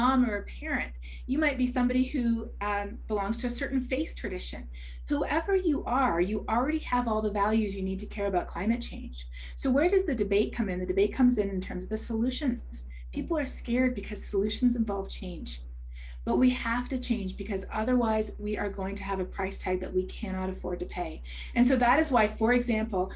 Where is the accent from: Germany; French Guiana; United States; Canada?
Canada; As a Canadian